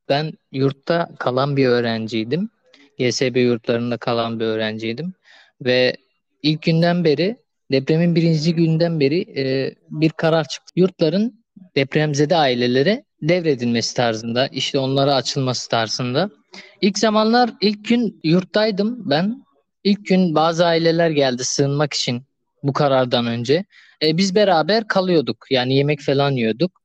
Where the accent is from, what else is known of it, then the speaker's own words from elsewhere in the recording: Adıyaman, Turkey; moved away as an adult; now in Adana, Turkey; memleketim olan Adıyaman'a geçtim